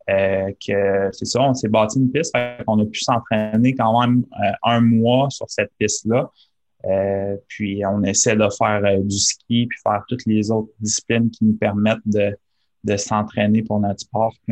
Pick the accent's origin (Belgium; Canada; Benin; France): Canada; Quebec City, Quebec; Oui, ben en fait, moi, j'ai, je suis un gars de Québec. J'ai grandi à Québec.